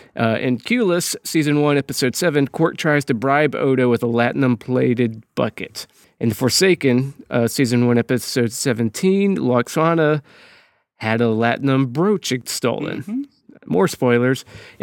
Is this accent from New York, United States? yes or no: yes; Brooklyn, New York, United States; now in Florida, United States; I'm actually here from Brooklyn.